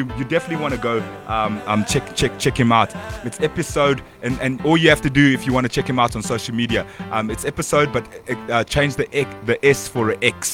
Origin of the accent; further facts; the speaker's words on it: Kitwe, Copperbelt Province, Zambia; now in South Africa; I'm from Zambia